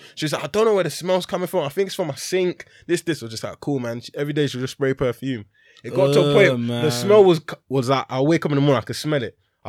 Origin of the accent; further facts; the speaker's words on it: London, United Kingdom; moved away; I'm from London.